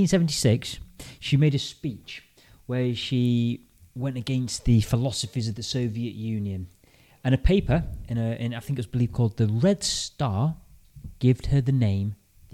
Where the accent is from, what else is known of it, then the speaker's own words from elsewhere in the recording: Lincolnshire, East Midlands, United Kingdom; we're both from Lincolnshire, so I think I have a common ancestry.